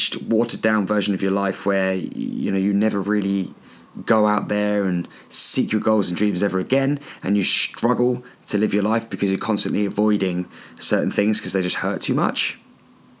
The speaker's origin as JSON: {"language": "English", "town": "Andover", "region": "South East England", "country": "United Kingdom", "tie": "born or raised there", "also_born_or_lived": "New Zealand", "said": "Andover. That's where I live. That's my hometown."}